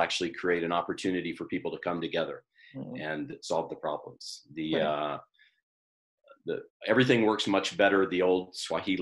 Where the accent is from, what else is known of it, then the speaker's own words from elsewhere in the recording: the South, United States; I grew up in the South